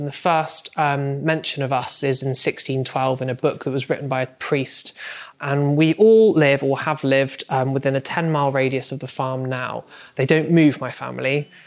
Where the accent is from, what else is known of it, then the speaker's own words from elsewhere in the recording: Somerset, South West England, United Kingdom; I'm from Somerset, which is a super, super rural area of the country.